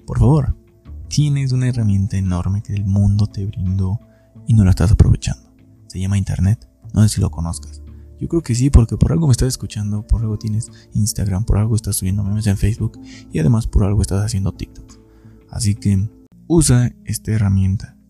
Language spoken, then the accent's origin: Spanish; Hidalgo, Mexico; soy de Hidalgo